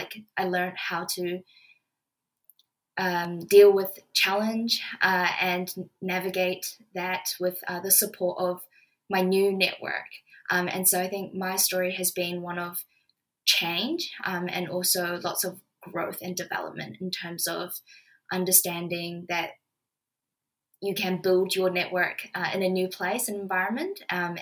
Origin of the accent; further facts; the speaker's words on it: New Zealand; moved away as an adult; now in Sydney, Australia; I'm originally from New Zealand, having moved over to Sydney to start university in 2018